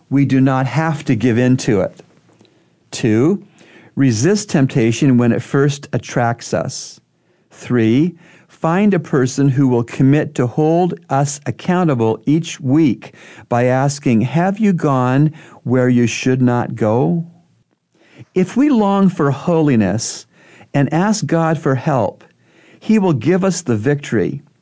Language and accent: English; Idaho, United States; There are reserves that are large tracts of land in the wilderness in my home state of Idaho.